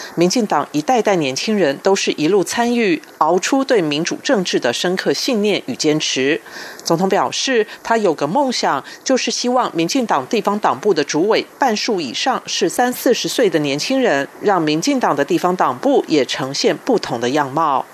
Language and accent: Chinese; Taiwan; 这是我们全台湾人民的胜利